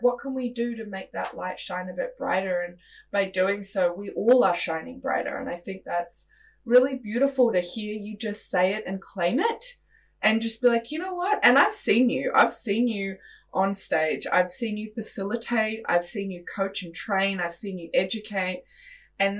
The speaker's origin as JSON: {"language": "English", "country": "Australia", "moved": "yes", "lives_now": "New Zealand", "said": "I'm originally from Australia"}